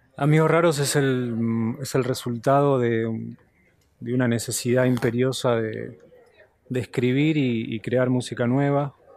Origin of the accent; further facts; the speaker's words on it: Buenos Aires, Argentina; moved away; also born or lived in United States; siempre es mi casa, obviamente. Eh, Buenos Aires es mi ciudad y tengo gran parte de mi familia acá